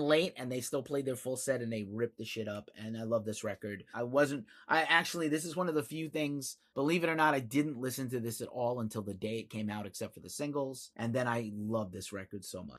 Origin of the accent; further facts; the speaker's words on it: East Coast, United States; I'm from the East Coast, and I say yo and talk with my hands a lot